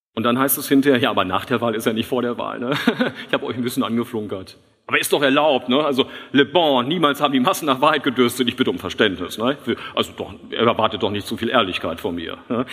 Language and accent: German; Switzerland; ich komme aus der Schweiz